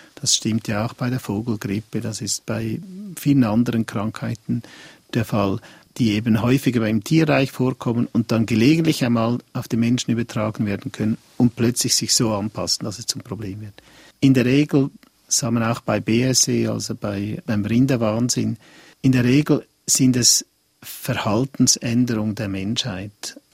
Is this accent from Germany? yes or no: no; Switzerland; bei uns in der Schweiz